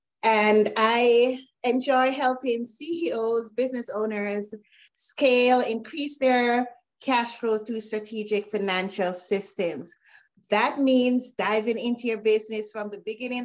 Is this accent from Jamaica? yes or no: yes; Jamaica; now in Canada; Originally, I'm from Jamaica. I'm currently in Canada, so I wear the hat of an immigrant as well.